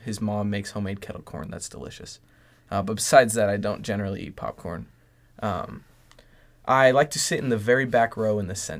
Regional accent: La Habra, California, United States; born or raised there

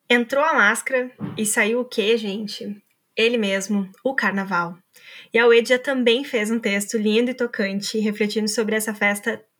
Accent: Brazil; para entender tudo aquilo que o carnaval representa para nós enquanto brasileiros, né?

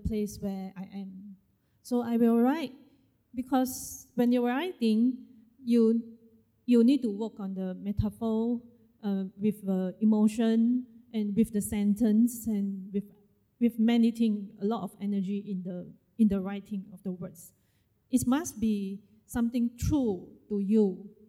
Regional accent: Malaysia; I am a Malaysian Chinese

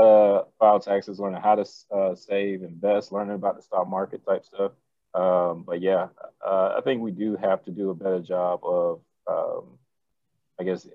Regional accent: Montgomery, Alabama, United States; moved away; I'm from Alabama. No, Montgomery.

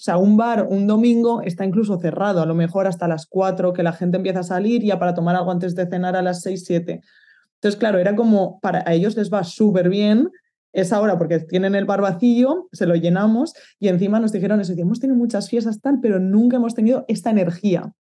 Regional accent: Valencia, Valencian Community, Spain; moved away as an adult; also born or lived in Barcelona; now in Netherlands; yo soy de Valencia

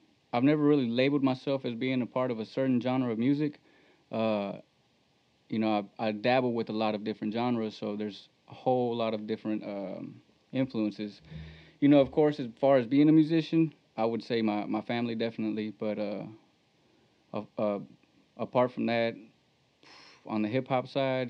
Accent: Hempstead, Texas, United States; also born or lived in Temple, Texas / Belton, Texas; I was born in Temple, Texas. I grew up in Central Texas in Belton. And then when I was younger, I was still in elementary when we moved over to Hempstead. So I went to school, elementary in Hempstead, and high school, graduated in Hempstead

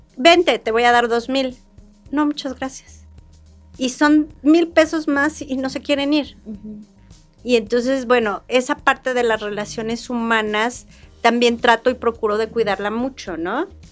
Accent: Querétaro, Mexico; Yo nací en Querétaro, mi familia tiene 300 años de ser queretana

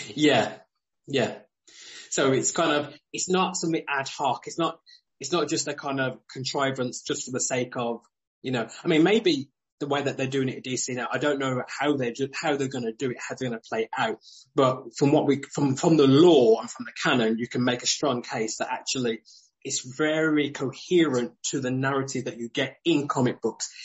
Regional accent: United Kingdom; especially as a Brit

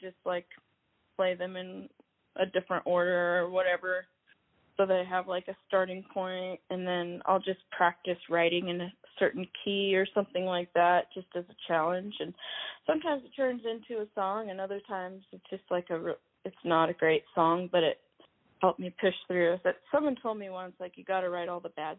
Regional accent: Seattle, Washington, United States; moved away as an adult; now in Los Angeles, United States; my family's actually like from L.A., but I was born in Seattle.

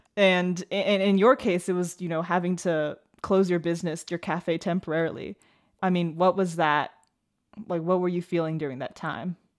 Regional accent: Taipei, Taiwan; I grew up in Taipei

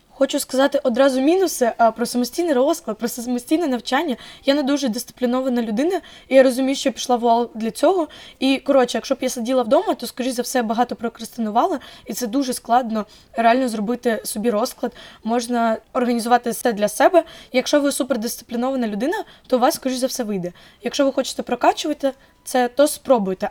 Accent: Zaporizhzhia, Zaporizhzhia Oblast, Ukraine; я фром Запоріжжя

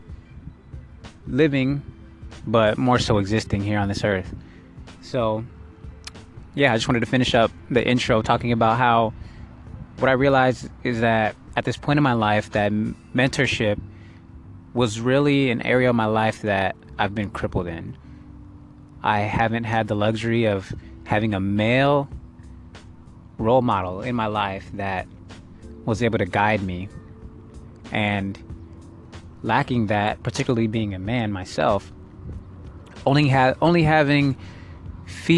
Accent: United States; I'm Belizean American, first generation born here in the States

